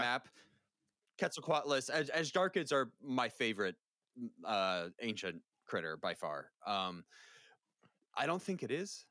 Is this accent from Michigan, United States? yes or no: no; Valrico, Florida, United States; I grew up in Central Florida